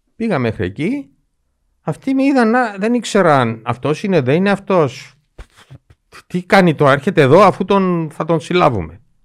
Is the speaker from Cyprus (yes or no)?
yes; Cyprus